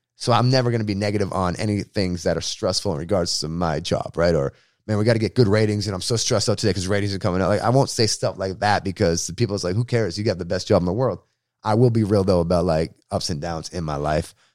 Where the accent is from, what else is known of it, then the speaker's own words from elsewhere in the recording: Boston, Massachusetts, United States; moved away as an adult; now in San Diego, United States; Bostonian, like, growing up in Boston